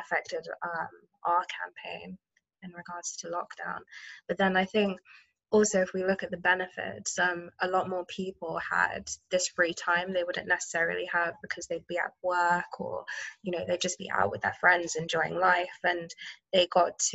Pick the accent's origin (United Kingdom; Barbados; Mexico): United Kingdom; Oxford, South East England; grew up in Oxford.